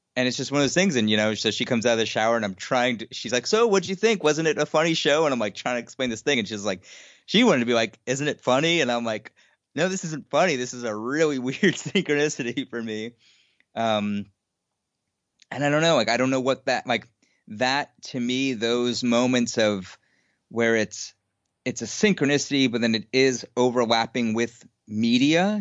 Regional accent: New York City, New York, United States; I grew up in Queens, New York

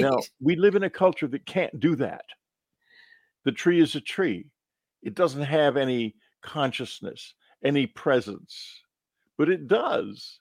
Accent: Texas, United States; When I was growing up in Texas

